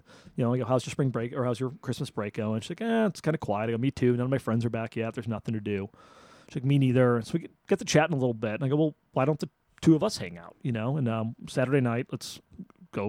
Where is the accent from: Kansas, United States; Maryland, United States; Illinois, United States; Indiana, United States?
Illinois, United States; Chicago; moved away as an adult; also born or lived in Arizona; now in Austin, United States; I grew up in Chicago, on the north side of Chicago